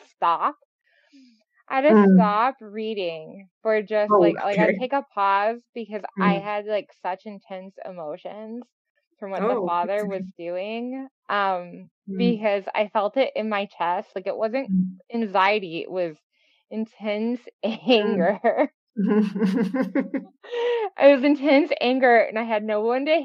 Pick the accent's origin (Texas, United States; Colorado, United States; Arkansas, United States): Texas, United States; I grew up bisexual in Texas